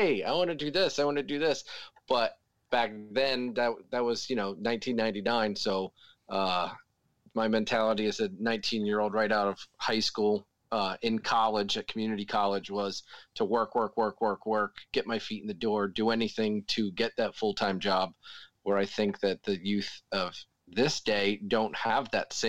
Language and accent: English; Mount Laurel, New Jersey, United States; I grew up in Mount Laurel, New Jersey, born and raised South Jersey boy.